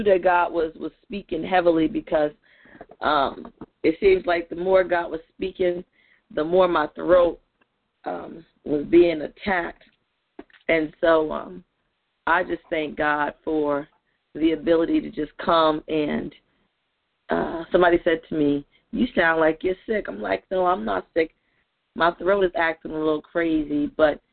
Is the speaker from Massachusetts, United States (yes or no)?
no; New Jersey, United States; I'm from New Jersey